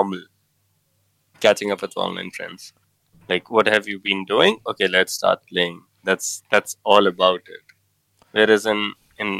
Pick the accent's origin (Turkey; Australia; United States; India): India; I'm from India